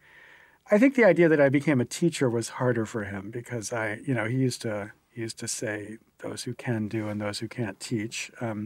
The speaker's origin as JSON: {"language": "English", "town": "Williamsport", "region": "Pennsylvania", "country": "United States", "tie": "born or raised there", "said": "I grew up in Williamsport, Pennsylvania"}